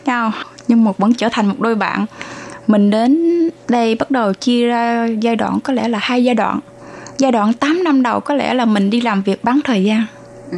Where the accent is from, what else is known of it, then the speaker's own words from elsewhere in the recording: Long Xuyên, An Giang, Vietnam; moved away as an adult; now in Zhongli, Taoyuan, Taiwan; mình đến từ thành phố Long Xuyên, tỉnh An Giang